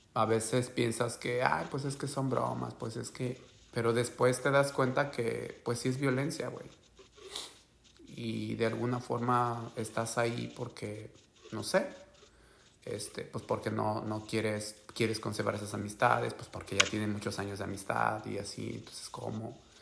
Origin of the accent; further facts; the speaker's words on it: San Blas, Oaxaca, Mexico; moved away as an adult; also born or lived in Guadalajara, Mexico; now in United States; yo soy de Oaxaca, güey. Yo soy de un pueblo ahí de San Blas